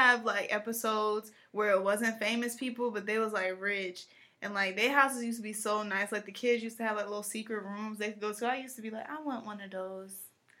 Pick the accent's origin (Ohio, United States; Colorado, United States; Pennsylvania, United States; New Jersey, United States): New Jersey, United States; I'm from New Jersey, but I don't act like that.